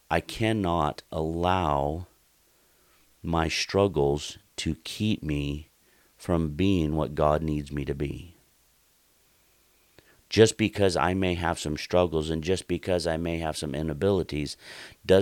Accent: Oregon, United States; moved away; the town that I grew up in Oregon

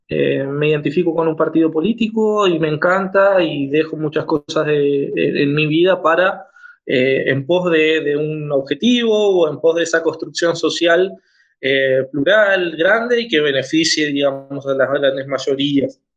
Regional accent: Argentina; soy de Argentina, abogado

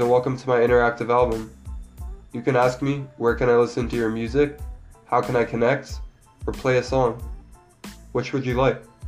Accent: Maryland, United States; now in Columbus, United States; I'm from Maryland originally

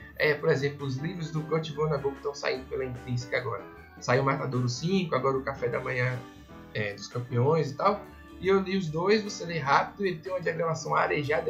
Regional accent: Salvador, Bahia, Brazil; moved away as an adult; also born or lived in São Paulo; Eu sou de Salvador

